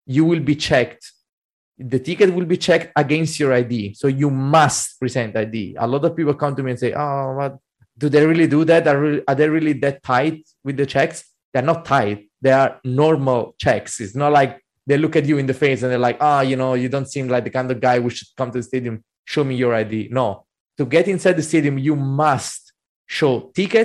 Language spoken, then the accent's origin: English; Naples, Campania, Italy; I'm from Napoli